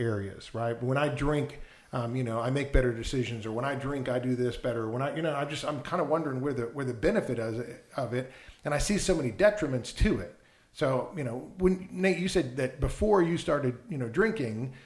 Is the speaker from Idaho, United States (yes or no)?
no; Wisconsin, United States; I grew up in Wisconsin